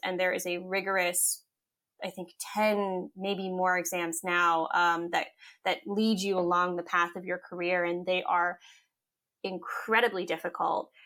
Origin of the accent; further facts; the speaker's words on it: Cape Cod, Massachusetts, United States; also born or lived in upstate New York / Hawaii; when I was about six or seven, my mom decided that she wanted to go to chiropractic school. And so we moved from Cape Cod, uh, where we lived to upstate New York so she could go to chiropractic school for four years. And then from there, we moved back